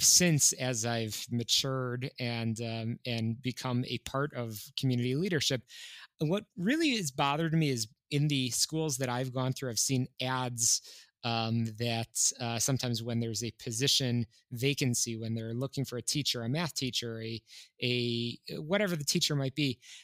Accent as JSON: {"language": "English", "town": "Skokie", "region": "Illinois", "country": "United States", "tie": "born or raised there", "also_born_or_lived": "northwestern suburbs of Chicago", "said": "I grew up in Skokie, Illinois. I was born and raised in what I would call a pretty classic, just Orthodox home"}